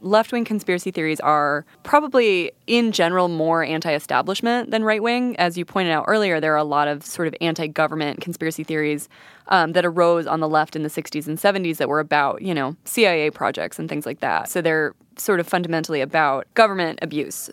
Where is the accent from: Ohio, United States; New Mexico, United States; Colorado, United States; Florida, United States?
New Mexico, United States; Santa Fe; I'm from Santa Fe, which is a pretty, you know, left-leaning and sometimes kooky place.